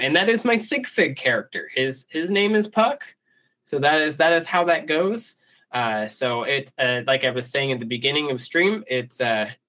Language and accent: English; South Florida, United States; moved away; I'm from South Florida originally